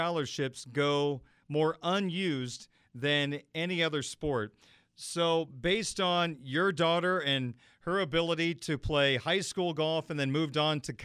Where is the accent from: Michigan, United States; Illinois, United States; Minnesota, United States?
Illinois, United States; now in Indiana, United States; growing up in Illinois, we played fall golf